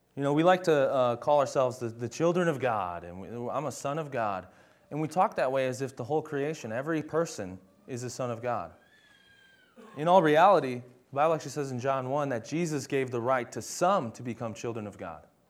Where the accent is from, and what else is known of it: United States